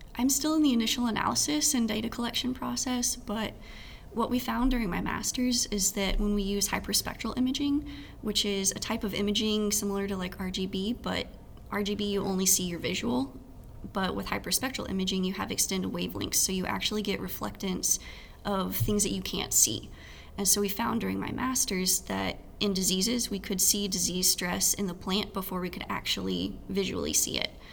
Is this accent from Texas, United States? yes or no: yes; Texas, United States; moved away as an adult; now in Ames, United States; growing up in Texas